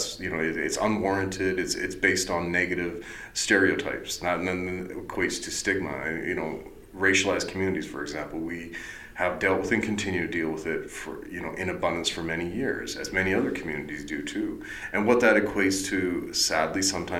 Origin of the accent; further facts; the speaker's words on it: the Interior, British Columbia, Canada; moved away; my hometown in the interior